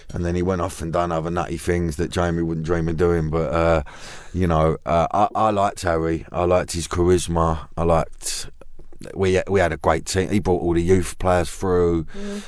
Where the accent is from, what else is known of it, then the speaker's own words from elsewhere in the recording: London, United Kingdom; I'm from Custom House Canning mm. Town